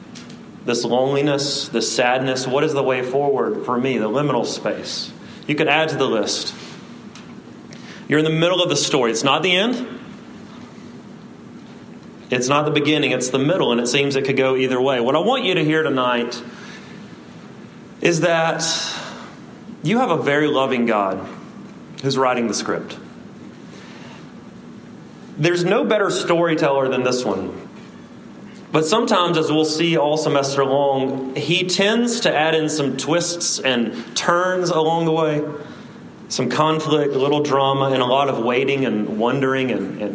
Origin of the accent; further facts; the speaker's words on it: South Alabama, United States; I say route because I'm from South Alabama